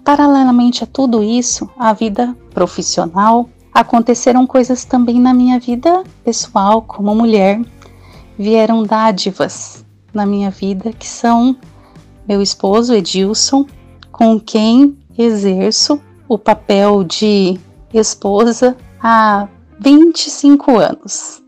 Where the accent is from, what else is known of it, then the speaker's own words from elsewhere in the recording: Maringá, Paraná, Brazil; nasci em Maringá e toda a minha vida morei e estudei na cidade de Canção